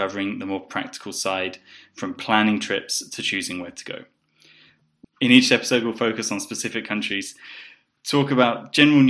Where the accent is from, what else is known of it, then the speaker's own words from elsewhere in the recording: South East England, United Kingdom; moved away as an adult; also born or lived in Poland / Bulgaria / Colombia; I grew up in the southeast of England, but I moved out maybe 10 years ago and have lived in Poland, Bulgaria, Colombia.